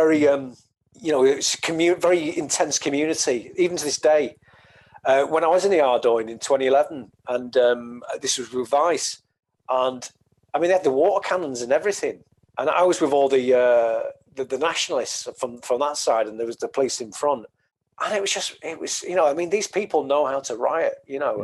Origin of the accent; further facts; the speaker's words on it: the Northwest, North West England, United Kingdom; I'm from the Northwest, a lot of Irish people there.